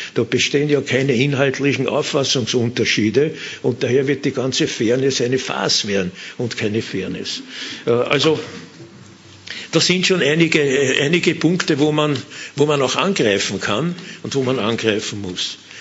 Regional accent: Vienna, Austria; als Wiener und als Mitglied der Wiener Partei

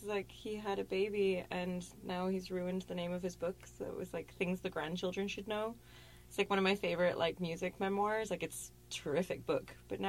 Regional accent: Luton, East of England, United Kingdom; the protagonist is like growing up in Luton in the 80s in England where I lived as a kid.

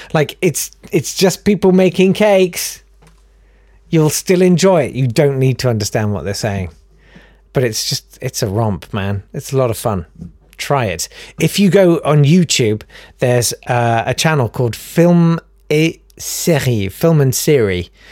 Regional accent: United Kingdom; We're British

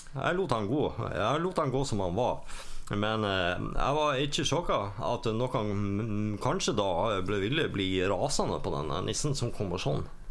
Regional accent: Bergen, Vestland, Norway; jeg er fra Arna.

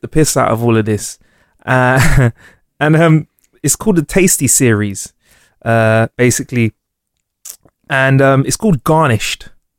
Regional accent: United Kingdom; I'm British.

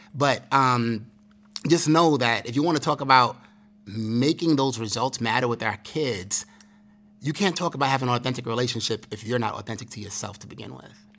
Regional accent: New York City, New York, United States; growing up in Brooklyn, growing up in the struggle

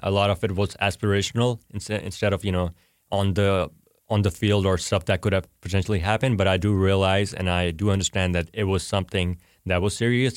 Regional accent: Pakistan; now in United States; I'm Pakistani

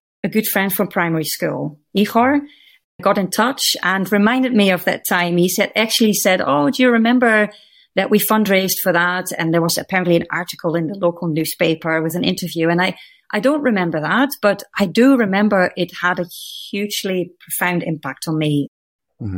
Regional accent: Netherlands; accent: west coast of Scotland meets Dutch; moved away as an adult; also born or lived in Scotland / India / Kenya / Indonesia; I grew up in the Netherlands in a fairly small town

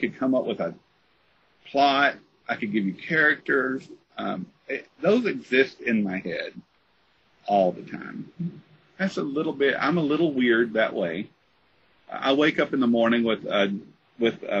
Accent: Tennessee, United States; moved away; also born or lived in Missouri; I'm from Tennessee

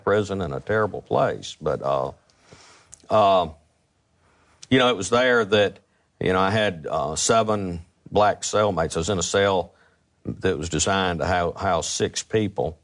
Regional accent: Jackson, Mississippi, United States; I was from Northeast Jackson

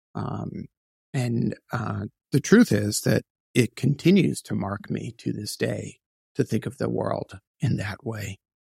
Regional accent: New York City, New York, United States; also born or lived in Queens, New York; I was born in Brooklyn, New York

